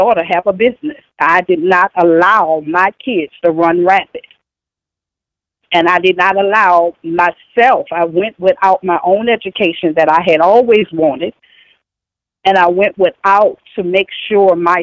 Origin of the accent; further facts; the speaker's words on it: New Orleans, Louisiana, United States; I'm from New Orleans, Louisiana